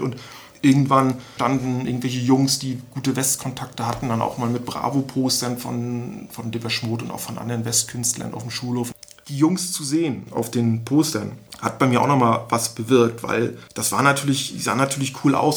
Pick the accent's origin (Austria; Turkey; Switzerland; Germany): Germany; Stralsund, Mecklenburg-Vorpommern; bei uns in Stralsund